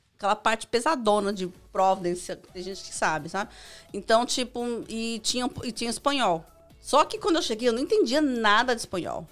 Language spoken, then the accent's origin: Portuguese; São Paulo, Brazil; moved away; Eu vim lá da Zona Leste